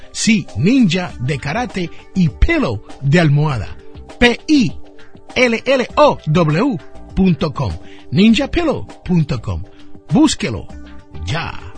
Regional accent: Jersey City, New Jersey, United States; en mi barrio donde yo me crié, en Jersey City, New Jersey

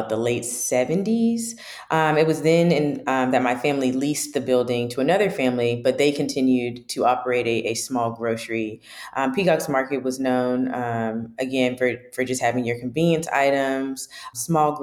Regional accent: Raleigh, North Carolina, United States; Home is Raleigh, North Carolina, but more specifically, Southeast Raleigh. I lived in the Southeast Raleigh area until about middle school, but I've attended all of my schooling, elementary, middle, and high school

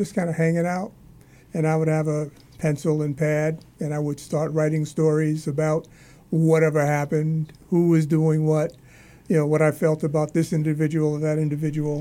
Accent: New York City, New York, United States; moved away as an adult; now in Massachusetts, United States; Born and raised in Harlem

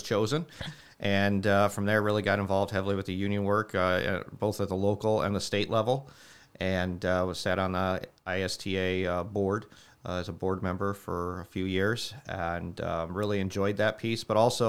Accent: New Carlisle, Indiana, United States; I am from New Carlisle. Grew up just to the west. Yep, went to New Prairie, class of 95.

